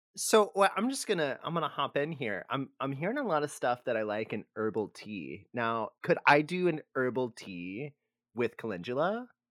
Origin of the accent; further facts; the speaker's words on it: Texas, United States; growing up in Texas